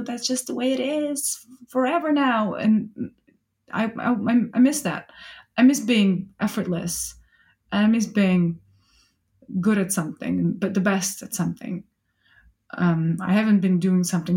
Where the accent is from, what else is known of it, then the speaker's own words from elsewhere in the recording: Russia; English is a second language; moved away as an adult; now in United Kingdom; I can't detach myself from being Russian.